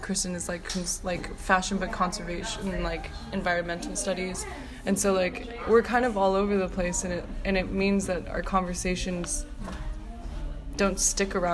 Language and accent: English; New York City, New York, United States; being a New Yorker